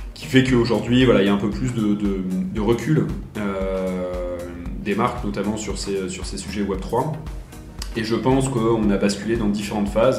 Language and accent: French; Paris, Île-de-France, France; moved away as an adult; now in Geneva, Switzerland; je viens de Paris de, base